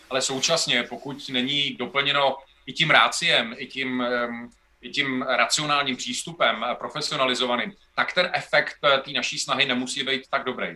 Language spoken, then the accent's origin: Czech; Most, Ústí nad Labem Region, Czechia; já jsem z Mostu, ze severu Čech